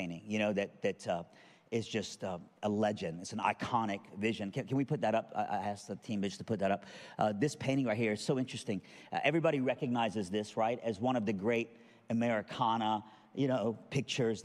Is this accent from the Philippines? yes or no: no; Iran; I'm from Iran.